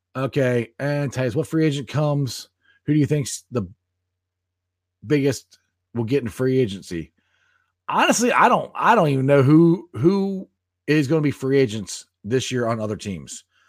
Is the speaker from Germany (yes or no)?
no; Cincinnati, Ohio, United States; I grew up here in Cincinnati, Ohio